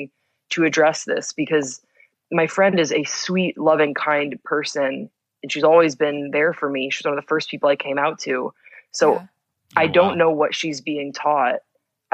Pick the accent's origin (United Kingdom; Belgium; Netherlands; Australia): Belgium; moved away as an adult; now in United States; I grew up in Belgium, which is a very secular country.